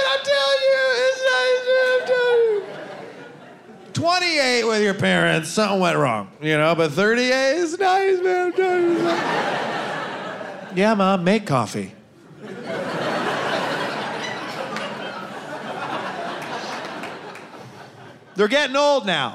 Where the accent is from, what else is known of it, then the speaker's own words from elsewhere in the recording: Ann Arbor, Michigan, United States; now in New York, United States; from Ann Arbor, you know, not too far away.